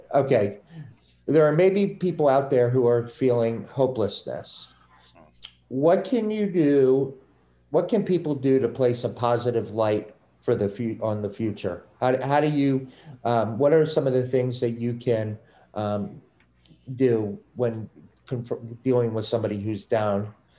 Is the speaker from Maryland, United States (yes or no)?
yes; Maryland, United States; now in Massachusetts, United States; I'm from Maryland, I moved up here